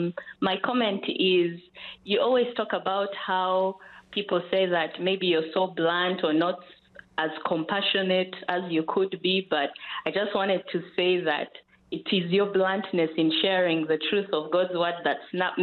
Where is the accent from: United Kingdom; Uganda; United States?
Uganda; Kampala, Central Region; Oh, from Kampala.